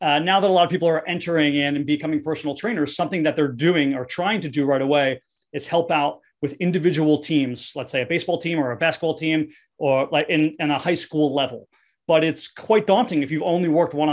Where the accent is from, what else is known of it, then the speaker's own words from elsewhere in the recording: Kenilworth, New Jersey, United States; I'm from a small town called Kenilworth. It's in Union County.